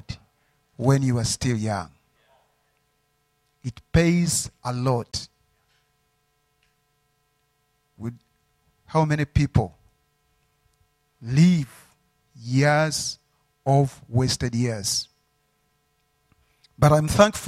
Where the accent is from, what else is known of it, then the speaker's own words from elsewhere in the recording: Uganda; I'm from Uganda